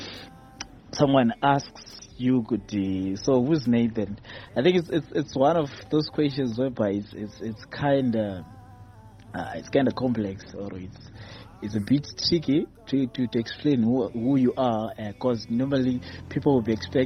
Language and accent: English; Kadoma, Mashonaland West, Zimbabwe; moved away as an adult; now in Harare, Zimbabwe; I was born in Kadoma. Yes, Kadoma. Although currently I reside in Harare